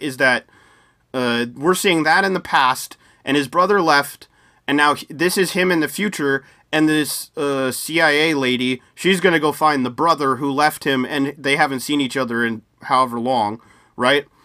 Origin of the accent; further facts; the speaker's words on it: United States; as an American